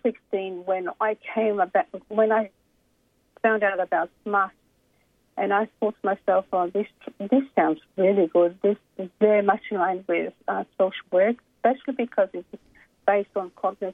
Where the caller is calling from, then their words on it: Brisbane, Queensland, Australia; I'm calling actually from Brisbane.